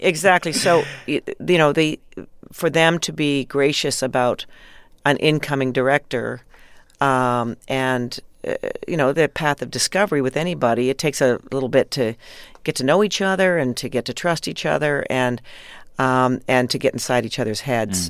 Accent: Canada; being Canadian, of course, growing up in Canada

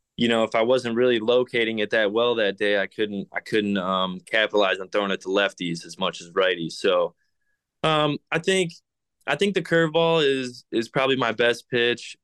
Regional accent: Detroit, Michigan, United States; born or raised there

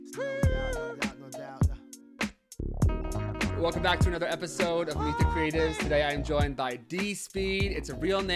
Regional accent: United States; we're from the New York, New Jersey kind of border area

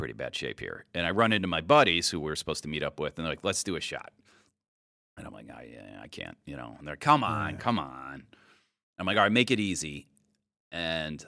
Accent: Cleveland, Ohio, United States; moved away; also born or lived in Illinois; I'm from Cleveland originally

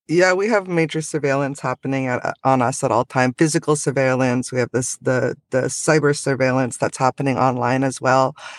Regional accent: Secwepemc and Ktunaxa Nations, British Columbia, Canada; I'm from the Sihuatmuk and the Tanaka Nation in, in so-called British Columbia, Canada.

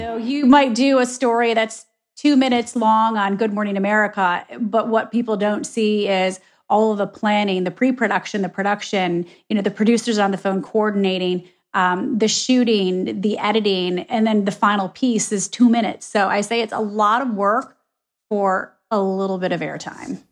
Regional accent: Michigan, United States; moved away; also born or lived in Ohio; I was born and raised in Michigan

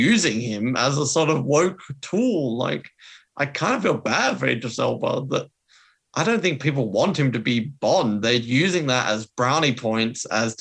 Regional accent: Australia; as an Australian, that really killed it for me

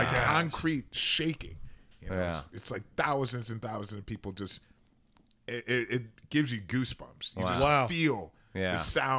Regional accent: Cleveland, Ohio, United States; I grew up in Cleveland

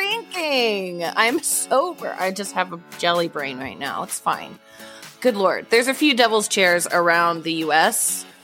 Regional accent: Wichita, Kansas, United States; I had a couple of tales from my home state, which is Kansas.

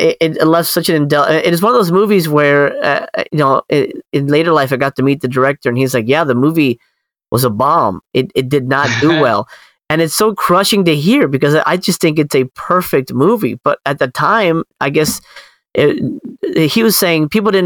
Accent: Miami, Florida, United States; I grew up in Miami, you know, again, in a predominantly Spanish household

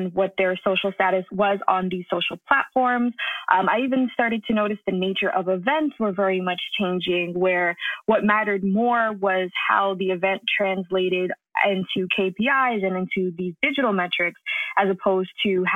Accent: New York, United States; I was raised in New York by a father who is really into technology.

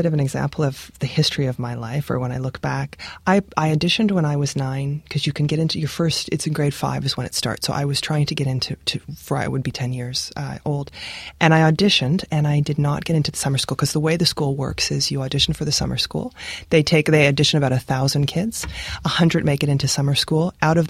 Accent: Regina, Saskatchewan, Canada; Yes, I was born in Regina.

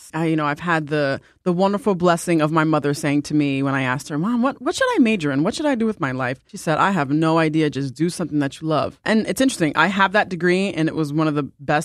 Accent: New York, United States; I'm originally from New York.

